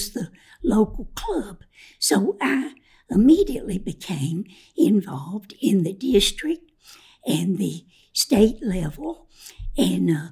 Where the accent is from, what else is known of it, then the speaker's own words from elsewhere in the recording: Winston-Salem, North Carolina, United States; also born or lived in Spencer, North Carolina; I grew up in Winston-Salem. We moved there the year before I started to school in the first grade.